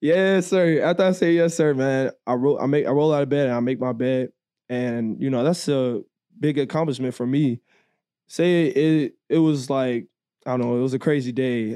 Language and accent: English; Georgia, United States; moved away; I grew up in Georgia for, like, the four years, you know, so, like, Atlanta's right down the street from me.